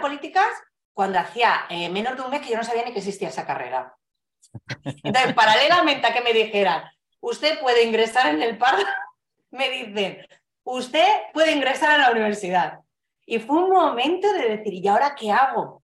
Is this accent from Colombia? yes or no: no; Fuenlabrada, Community of Madrid, Spain; haber vivido toda la vida en, en Fuenlabrada, en Madrid